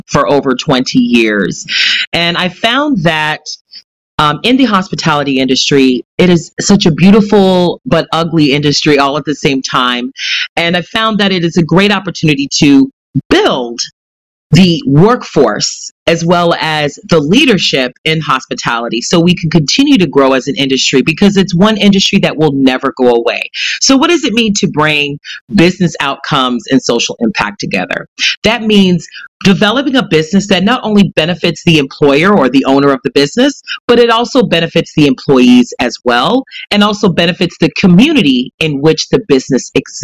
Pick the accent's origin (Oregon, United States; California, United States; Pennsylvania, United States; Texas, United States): California, United States; moved away as an adult; now in New York, United States; And I'm originally from California